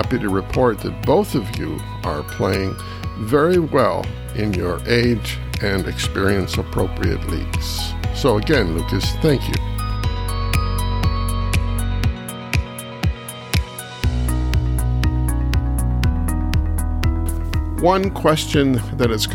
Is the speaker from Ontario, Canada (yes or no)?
yes; Kitchener, Ontario, Canada; my longtime friend, Dr. Glenn Pauley from my hometown in Kitchener-Waterloo